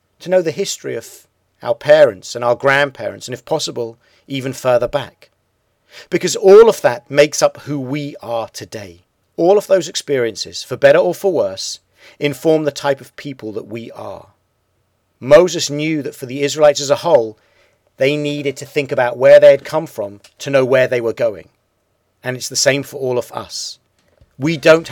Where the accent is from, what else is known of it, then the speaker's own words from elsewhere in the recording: United Kingdom; I grew up in Britain.